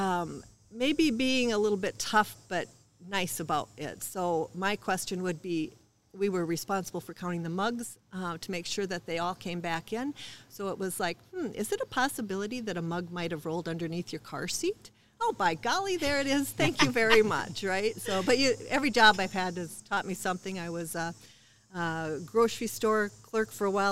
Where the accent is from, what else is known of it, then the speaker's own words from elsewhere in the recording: Marshall, Minnesota, United States; I was born in Marshall, so not too far from home.